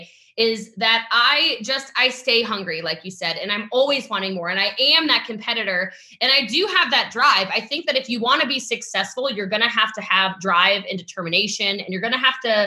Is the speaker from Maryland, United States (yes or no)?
yes; Western Maryland, United States; now in Frisco, United States; I come from a really small town in Western Maryland. I currently live in Frisco, Texas, so North Dallas, but I'm from Maryland, and I grew up as one of those kids who just didn't have anything.